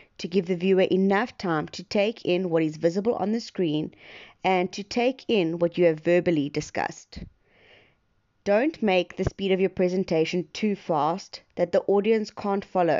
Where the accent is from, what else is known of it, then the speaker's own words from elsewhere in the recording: East London, Eastern Cape, South Africa; I'm from East London, Eastern Cape, South Africa